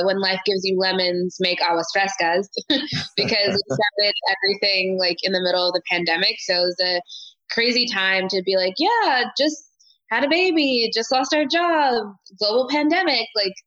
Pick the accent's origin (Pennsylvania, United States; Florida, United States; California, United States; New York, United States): California, United States; Hanford; I grew up here